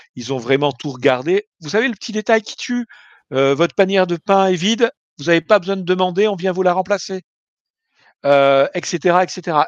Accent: France; en tant que Français

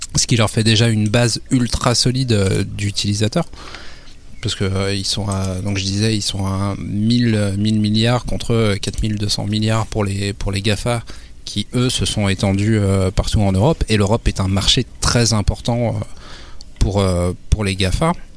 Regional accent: France; chez nous, en France

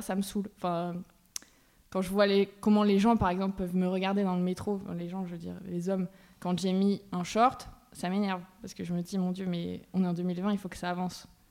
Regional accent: Bergerac, Nouvelle-Aquitaine, France; je viens de Bergerac, dans le sud-ouest

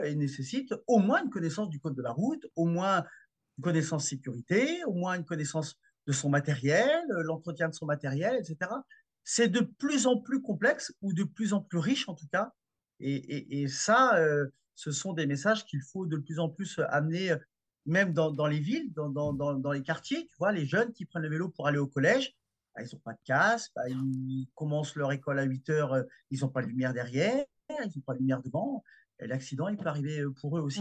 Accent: France; chez nous, en France

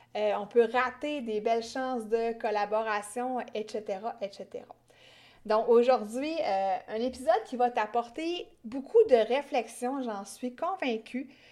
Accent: Quebec, Canada; accent: Québécois; j'ai un accent québécois très gênant

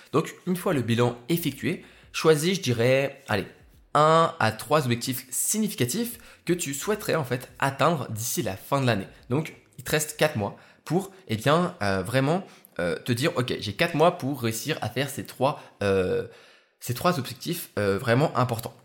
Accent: Lyon, Auvergne-Rhône-Alpes, France; je suis rentré sur, sur Lyon, dans ma ville, ma ville natale

